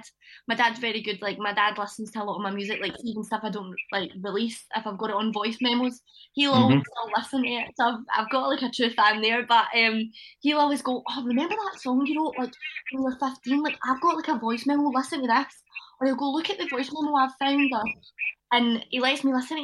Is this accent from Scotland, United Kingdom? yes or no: yes; Johnstone, Scotland, United Kingdom; my hometown, Johnston